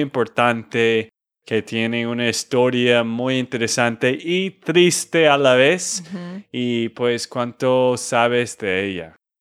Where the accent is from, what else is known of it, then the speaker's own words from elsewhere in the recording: Texas, United States; de Texas, Estados Unidos